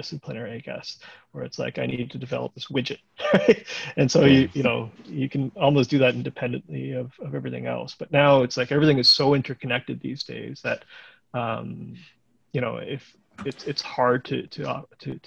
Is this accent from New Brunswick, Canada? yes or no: no; Waterloo, Ontario, Canada; I grew up in Waterloo